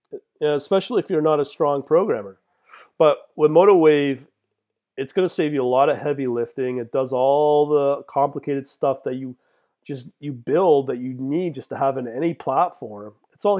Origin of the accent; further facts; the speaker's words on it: Canada; as a Canadian, yeah, it's much easier to set up a Binance account